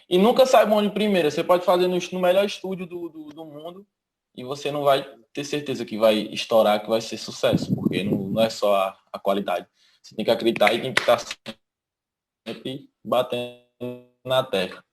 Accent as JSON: {"language": "Portuguese", "town": "Lagoa Grande", "region": "Pernambuco", "country": "Brazil", "moved": "yes", "lives_now": "Petrolina, Brazil", "said": "minha terra, que eu sou do Lagoa Grande."}